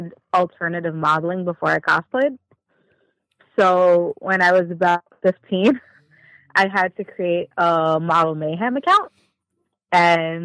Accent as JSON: {"language": "English", "region": "New York", "country": "United States", "said": "I'm from New York"}